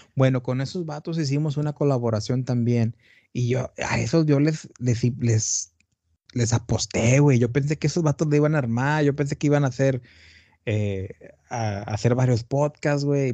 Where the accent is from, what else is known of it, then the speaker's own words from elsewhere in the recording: Tamaulipas, Mexico; also born or lived in Brownsville, Texas; Yo soy de Tamaulipas, del norte de México. Ajá. Y ahorita estoy en, bueno, ahorita estoy en Matamoros, Tamaulipas.